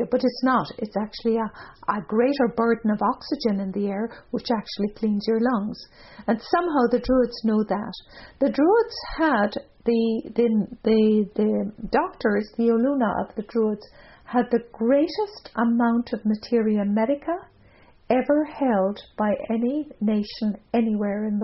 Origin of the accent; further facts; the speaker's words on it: Ireland; now in North America; As an Irish person